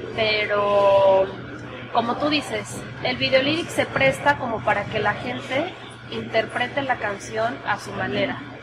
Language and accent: Spanish; Aguascalientes, Mexico; moved away as an adult; also born or lived in Mexico City; Soy de Aguascalientes, pero viví muchos años en la Ciudad de México. Viví 10 años, allá estudié música y también trabajé por varios años.